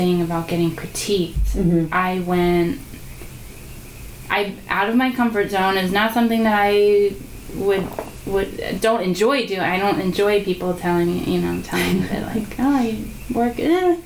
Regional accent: New Jersey, United States; moved away as an adult; also born or lived in Georgia; now in Los Angeles, United States; I'm from New Jersey, so I grew up there

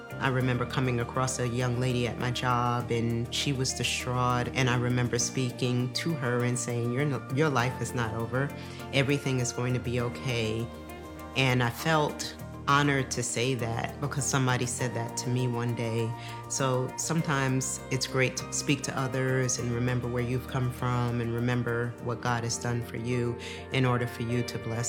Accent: New York, United States; I grew up in New York.

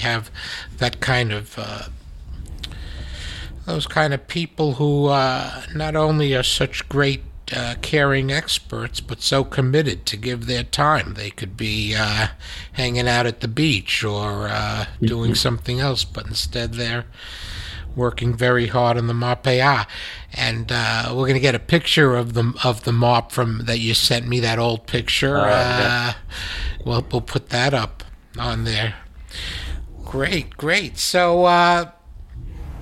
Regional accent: United States; as an American

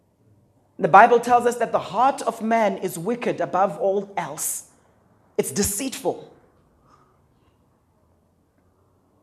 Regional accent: Zimbabwe; I come from Zimbabwe

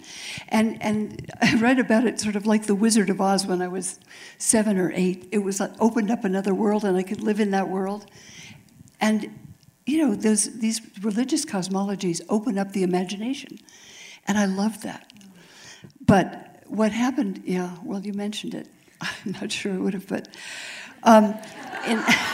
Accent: Palo Alto, California, United States; I was growing up in Palo Alto

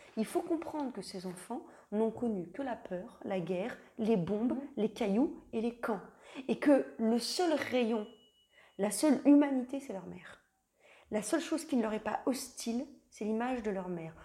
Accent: Lorraine, Grand Est, France; je viens de Lorraine en Lorraine, en 45.

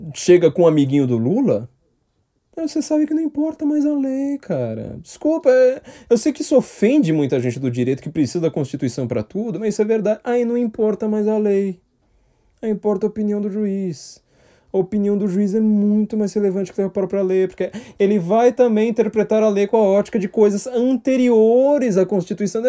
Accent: São Paulo, Brazil; Eu, como paulistano, eu tenho noção geográfica de paulistano

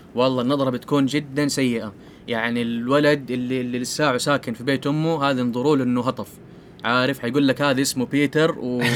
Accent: Saudi Arabia; عندنا في السعودية

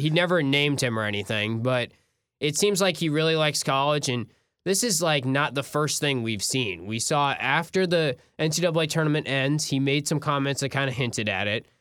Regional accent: North Carolina, United States; I'm from North Carolina

